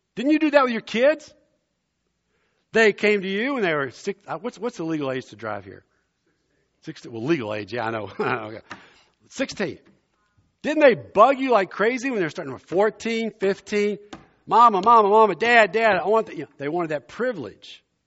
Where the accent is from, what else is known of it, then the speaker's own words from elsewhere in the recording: South Louisiana, United States; also born or lived in Germany; now in Princeton, United States; as a boy growing up in South Louisiana, I grew up below I-ten in Cajun country